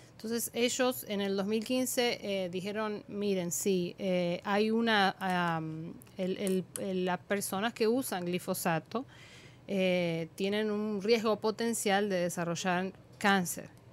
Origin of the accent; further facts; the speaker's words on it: Argentina; now in Dominican Republic; en mi país, en Argentina.